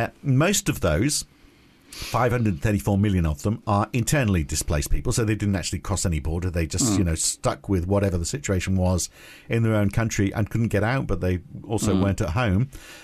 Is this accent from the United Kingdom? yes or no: yes; United Kingdom; I'm British, but proud to be European